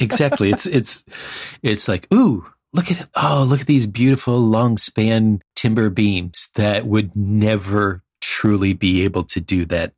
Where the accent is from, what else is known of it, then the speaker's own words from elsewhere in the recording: East Coast, United States; growing up on the East Coast and living on the East Coast